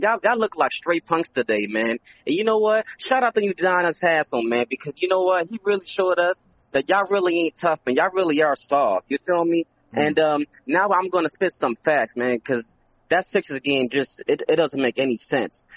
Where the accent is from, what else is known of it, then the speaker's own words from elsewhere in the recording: Philadelphia, Pennsylvania, United States; I'm from Philly